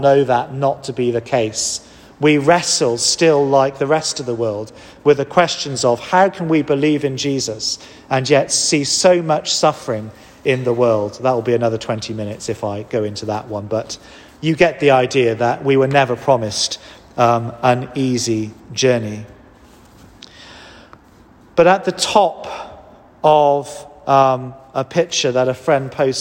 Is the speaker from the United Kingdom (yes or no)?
yes; Wales, United Kingdom; now in England; as a Welshman